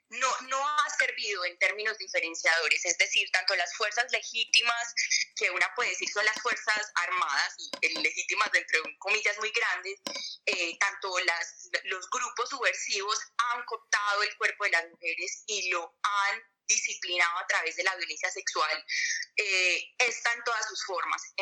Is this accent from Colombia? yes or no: yes; El Bagre, Antioquia, Colombia; yo particularmente soy del Bajo Cauca, del Bagre, eh, de un, gran parte de mi familia desplazada del Bajo Cauca.